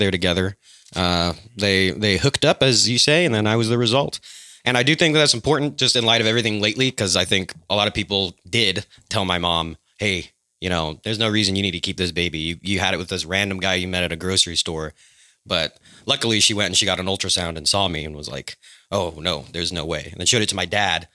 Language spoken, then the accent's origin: English; Fresno, California, United States; moved away; I was unfortunately born in Fresno, California